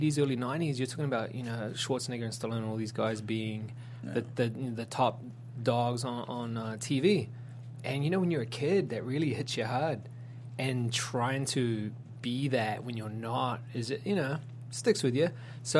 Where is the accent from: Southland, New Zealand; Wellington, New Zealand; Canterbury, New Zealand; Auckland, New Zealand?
Auckland, New Zealand; moved away as an adult; now in Los Angeles, United States; So I am from South Auckland in New Zealand, and I went to a Samoan high school.